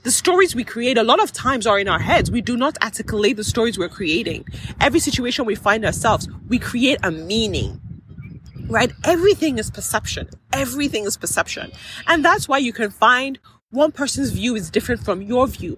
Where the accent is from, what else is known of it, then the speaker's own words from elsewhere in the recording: Nigeria; I am Nigerian